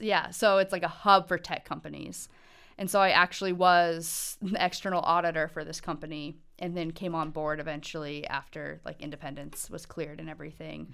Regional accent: Montana, United States; I was born and raised in Montana

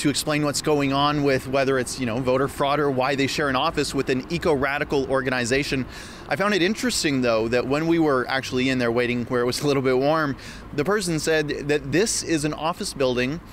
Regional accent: Calgary, Alberta, Canada; I'm from Calgary

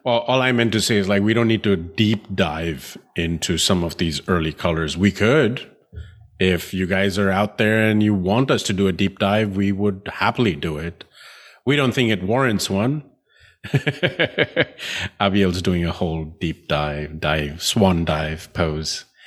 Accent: India; I grew up in India

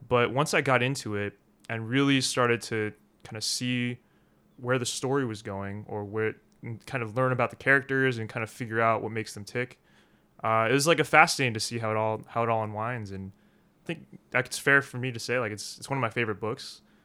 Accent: Philadelphia, Pennsylvania, United States; also born or lived in Korea; now in Rome, Italy; My parents, they adopted me from Korea. They lived in Philadelphia at the time

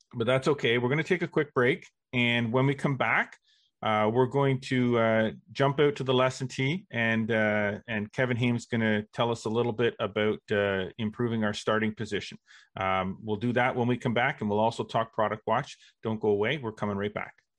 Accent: Brockville, Ontario, Canada; also born or lived in Kingston, Ontario; I grew up, uh, in Brockville

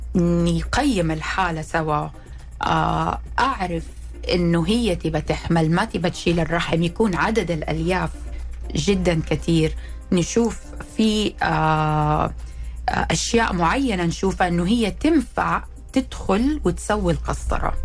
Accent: Saudi Arabia; أنا طبيبة سعودية، تخرجت من جامعة الملك عبد العزيز

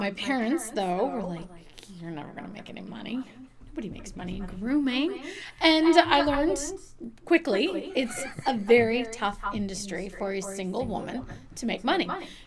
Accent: Kentucky, United States; moved away as an adult; now in Peterborough, United States; I grew up in Kentucky

